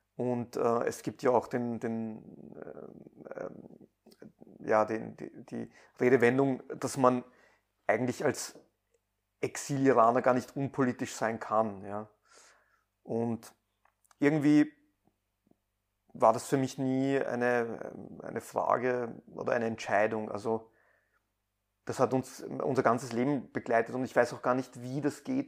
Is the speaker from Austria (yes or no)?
yes; Vienna, Austria; born or raised there; also born or lived in Iran